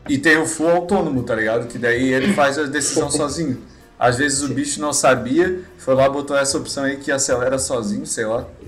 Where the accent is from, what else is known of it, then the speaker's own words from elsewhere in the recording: São José, Santa Catarina, Brazil; Nós somos do São José